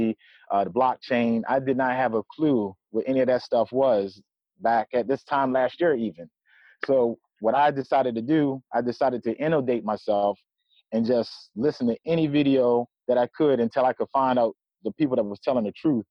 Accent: Eastern Shore of Maryland, United States; I'm from the Eastern Shore of Maryland

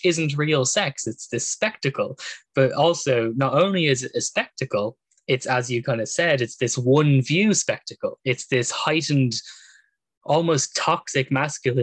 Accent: Ireland; we grew up in Ireland, which has such a skewed relationship to sex

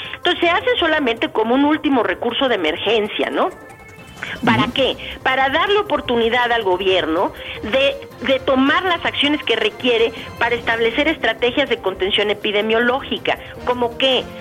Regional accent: Guadalajara, Jalisco, Mexico; ahí en mi tierra, de hecho, yo también soy tapatía, soy de allá, de Guadalajara

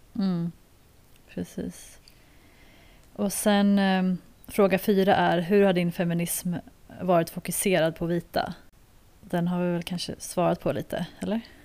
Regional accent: Sweden; moved away as an adult; now in South Africa; när jag växte upp i Sverige

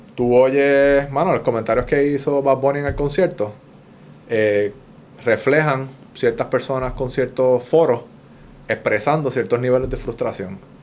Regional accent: San Juan, Puerto Rico; moved away; also born or lived in California; Yo soy de Puerto Nuevo y mis papás, clase media, mi abuela, 96 años

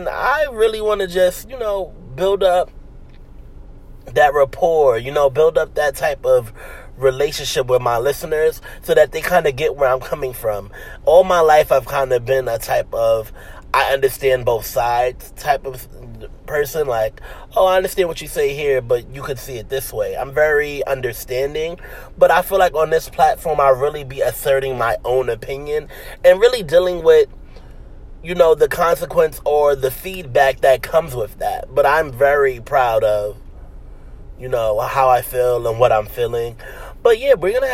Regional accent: New York City, New York, United States; also born or lived in Bronx, New York City; I'm from Harlem, New York City. I went to school most of my life in the Bronx, though, so I'm like 60% Harlem, 40% Bronx

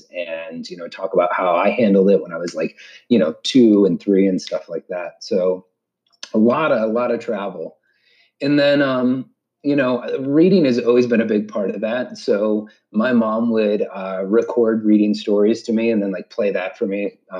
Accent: Montana, United States; born there; also born or lived in Georgia / Vieques, Puerto Rico; yeah, I was born in Montana, right on the Canadian border. And by the time I was 3 or 4, we had moved all across the state. We moved down to Georgia, and then we eventually went to Puerto Rico

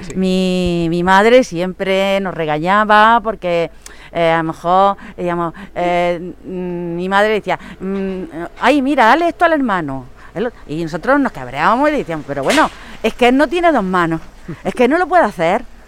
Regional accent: María, Andalusia, Spain; yo me quedo aquí en mi pueblo, porque a mí me gusta mi pueblo

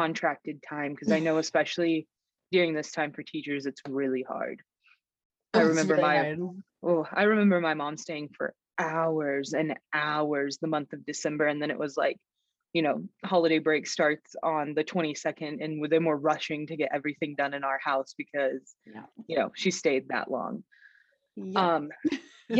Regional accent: Texas, United States; now in Montana, United States; I'm from Texas originally

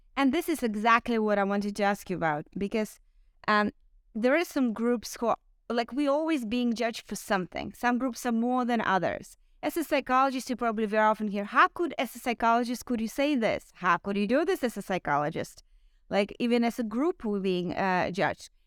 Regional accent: Ukraine; I'm Ukrainian

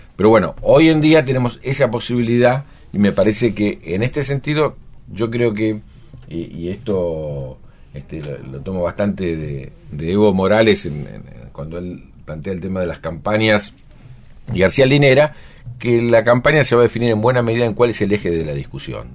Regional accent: Buenos Aires, Argentina; nuestra problemática particular como porteño

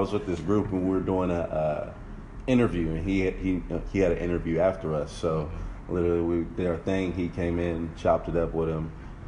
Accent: Sacramento, California, United States; also born or lived in Rancho Cordova, California / Antelope, California; now in Los Angeles, United States; I'm from Sacramento, California.

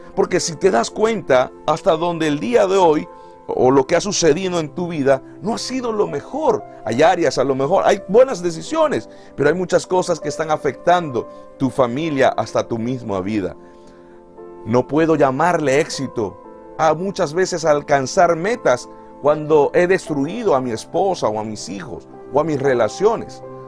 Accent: Venezuela; moved away; en mi país, en Venezuela

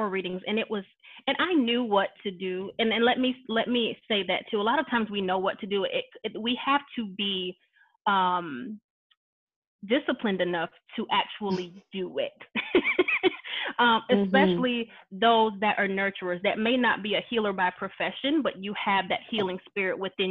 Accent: the South, United States; I grew up in the South

